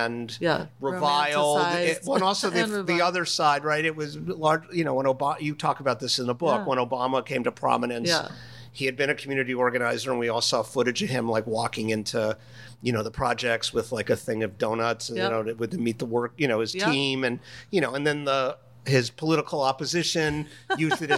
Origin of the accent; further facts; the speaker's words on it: Miami, Florida, United States; I grew up in Miami, Florida with a Cuban stepmother and a whole Cuban set of relatives.